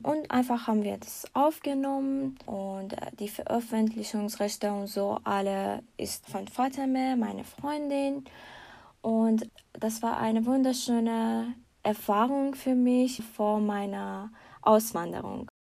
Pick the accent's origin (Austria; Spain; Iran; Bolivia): Iran; moved away as an adult; now in Germany; ich habe meinen Master im Iran abgeschlossen